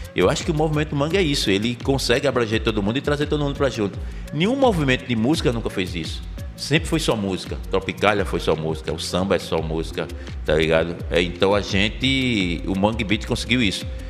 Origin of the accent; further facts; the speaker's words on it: Recife, Pernambuco, Brazil; A gente é nascido e criado no Alto do Pinho